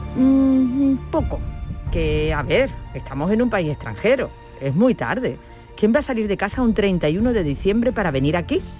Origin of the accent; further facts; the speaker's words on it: Andalusia, Spain; los andaluces, gracias a Dios, nacemos con luz y felicidad.